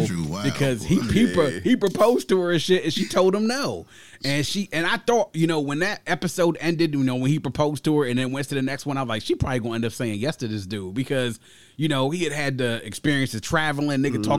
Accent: Nigeria; Listening to me and not being judgmental about my, you know, my background and me being Nigerian.

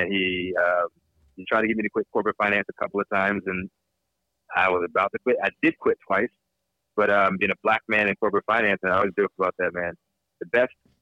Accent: Fluvanna County, Virginia, United States; moved away as an adult; also born or lived in Washington, D.C. area / Germany; now in California, United States; I'm from Virginia. The country, Virginia. I was in the city. I was born outside of D.C., but I came back from Germany. I was in the country. Fluvanna County, Virginia.

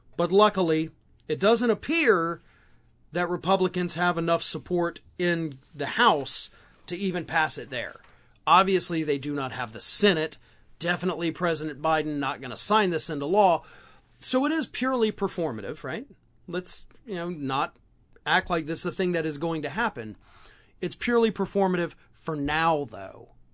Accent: Florida, United States; my home state of Florida

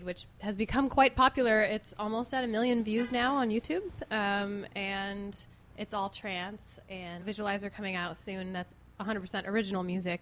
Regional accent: Lompoc, California, United States; now in Agua Dulce, United States; I grew up in Lompoc

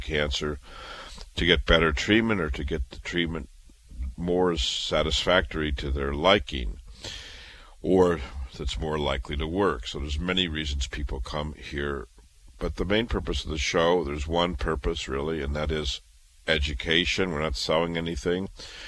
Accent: Iowa, United States; moved away as an adult; also born or lived in Chicago / Boston; I was born in Iowa, raised in Iowa

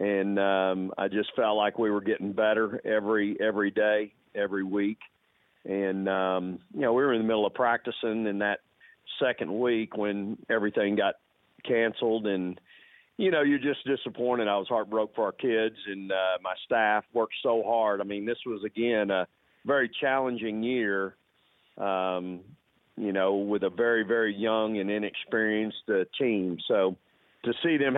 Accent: Texas, United States; moved away; also born or lived in Austin, Texas / La Grange, Texas; it's the opportunity, sure, to go back to my home state. I was born actually across the street from the Drum there where we play currently, and was raised on the weekends in a small town called LaGrange, Texas

